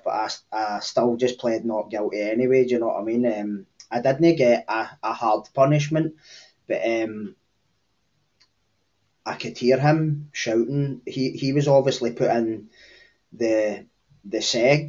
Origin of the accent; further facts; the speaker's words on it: Cambuslang, Scotland, United Kingdom; I'm from a small area on the kind of southeastern periphery between Glasgow and Lanarkshire. It's called Cambus Lang